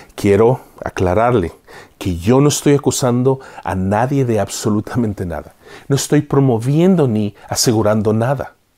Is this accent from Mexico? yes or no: no; El Salvador; en mi país natal, El Salvador